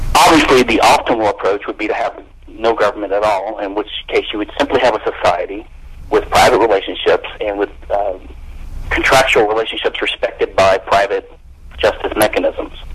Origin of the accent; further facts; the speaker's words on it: Louisiana, United States; I'm from Louisiana